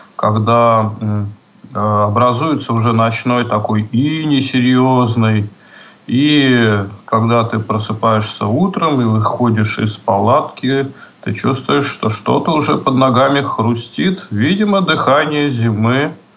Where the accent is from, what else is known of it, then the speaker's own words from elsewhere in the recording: Saint Petersburg, Russia; в родном городе, ну, в нашем случае это в Петербурге